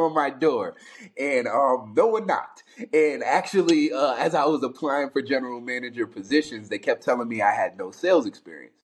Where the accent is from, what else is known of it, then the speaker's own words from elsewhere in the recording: Albany, New York, United States; I'm a kid from New York City. I was born in Manhattan, split time between the Bronx and Harlem. When I was around 8 years, 9 years old, my father passed away, which then led my mother to say she wanted to leave New York City. So we migrated back up north, Albany, New York